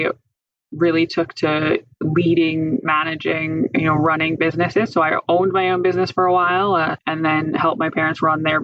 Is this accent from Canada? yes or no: yes; Indian Head, Saskatchewan, Canada; I grew up in Indian Head